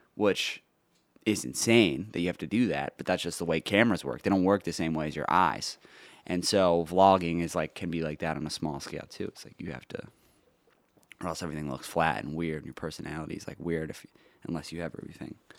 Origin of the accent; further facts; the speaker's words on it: New York City, New York, United States; I grew up in New York